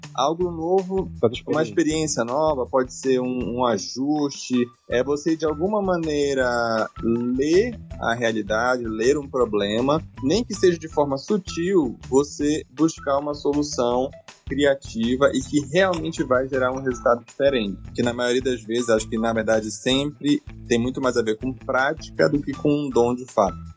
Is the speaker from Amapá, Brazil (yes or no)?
yes; Amapá, Brazil; moved away; also born or lived in Goiânia; sou amapaense